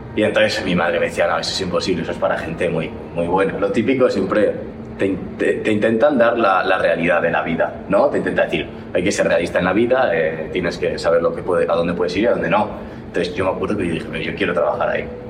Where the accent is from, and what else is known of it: Spain; moved away as an adult; now in United States